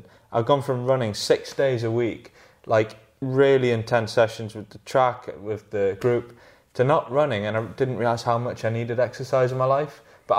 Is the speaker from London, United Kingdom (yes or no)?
no; Northumberland, North East England, United Kingdom; I grew up in Northumberland and I took all of... I just live on the River Tyne. I live near Hadrian's Wall, so close to the Lake District.